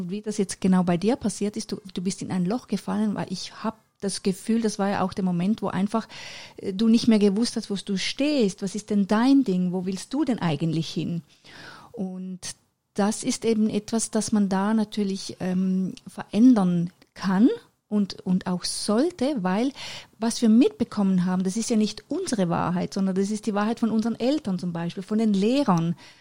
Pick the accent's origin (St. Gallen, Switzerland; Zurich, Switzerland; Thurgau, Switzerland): Zurich, Switzerland; Männedorf; fünf Jahre später bin ich dann auf die Welt gekommen in der Schweiz in Männedorf